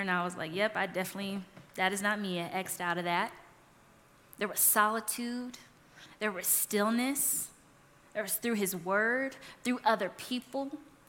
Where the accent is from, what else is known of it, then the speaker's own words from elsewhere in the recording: California, United States; now in Colorado, United States; I'm from California